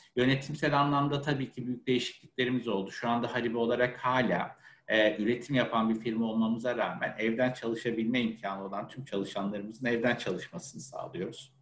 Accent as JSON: {"language": "Turkish", "region": "Ankara", "country": "Turkey", "tie": "born or raised there", "moved": "as an adult", "lives_now": "Istanbul, Turkey", "said": "Aslen Ankaralı biriyim. E, Ankara'da doğma büyüme ve 30 yıla yakın Ankara'da yaşamışlığım var."}